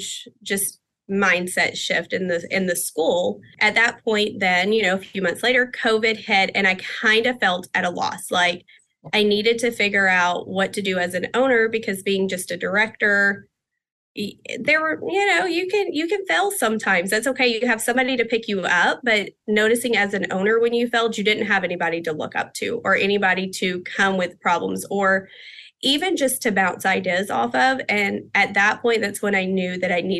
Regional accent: Texas, United States; I am from the Texas area. Our center is in Pasadena, Texas

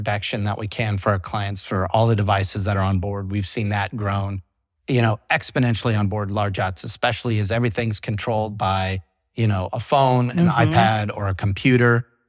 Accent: England, United Kingdom; Our headquarters is in the UK, if you can't tell by my accent.

